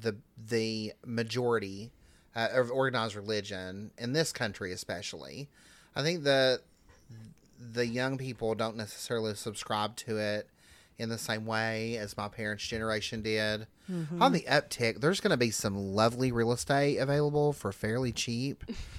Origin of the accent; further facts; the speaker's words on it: Southern Appalachia, United States; as a queer person growing up in Southern Appalachia, even if I had not grown up in a Christian household where we went to church on Wednesday night and Sunday morning, you still receive the message if you grow up here